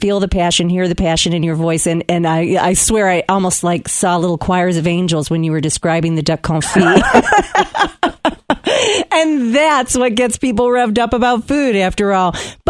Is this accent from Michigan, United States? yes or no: yes; hometown where The Forest Grill is, Michigan, United States; And I told you off air that his restaurant is actually in my hometown